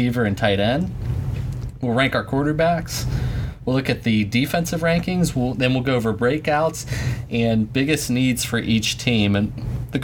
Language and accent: English; Pittsburgh, Pennsylvania, United States; we're from Pittsburgh